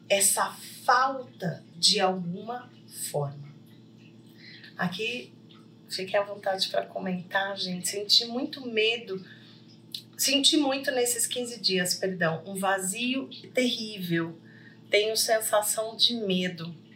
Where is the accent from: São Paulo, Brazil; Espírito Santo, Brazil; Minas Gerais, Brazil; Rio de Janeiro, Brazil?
Minas Gerais, Brazil; Poços de Caldas; Poços de Caldas hoje, gente, que é a cidade que eu estou, né? A minha terra natal também